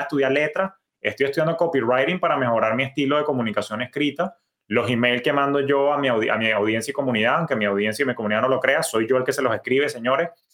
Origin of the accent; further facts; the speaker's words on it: Venezuela; tú y yo que somos venezolanos